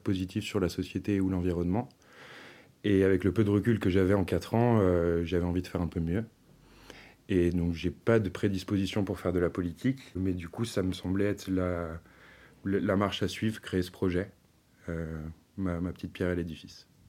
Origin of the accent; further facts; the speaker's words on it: Finistère, South Brittany, France; moved away as an adult; also born or lived in Paris; je suis originaire de Bretagne-Sud, dans le Finistère